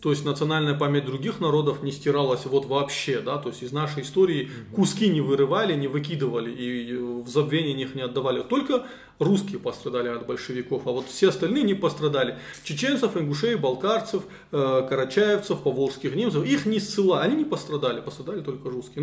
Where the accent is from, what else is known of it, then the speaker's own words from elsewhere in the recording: North Caucasus, Russia; мы живем на своей земле